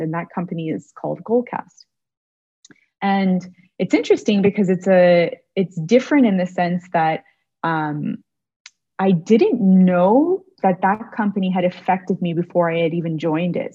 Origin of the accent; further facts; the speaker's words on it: Toronto, Ontario, Canada; moved away as an adult; now in Montreal, Canada; Toronto, which is my hometown